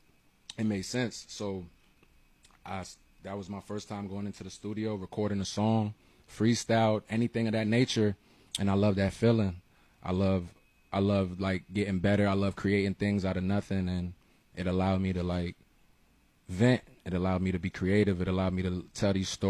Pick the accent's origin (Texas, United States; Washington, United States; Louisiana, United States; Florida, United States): Florida, United States; Miami; I'm from Miami, Alapata to be exact.